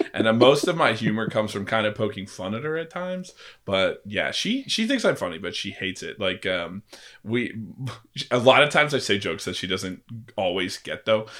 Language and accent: English; Missouri, United States; moved away as an adult; also born or lived in California; now in Oklahoma City, United States; growing up in Missouri